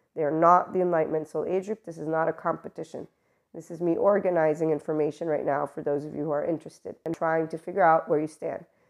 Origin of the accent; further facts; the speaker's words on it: United States; I'm American